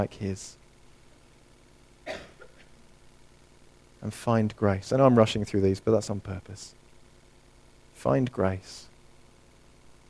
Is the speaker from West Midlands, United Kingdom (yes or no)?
no; near Harefield Hospital, northwest London, United Kingdom; I grew up near Harefield Hospital, northwest London, just on the outskirts